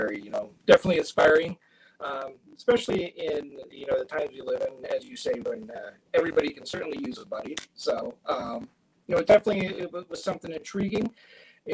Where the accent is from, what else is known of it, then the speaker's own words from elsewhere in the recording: Erie, Pennsylvania, United States; I grew up on Erie's East Side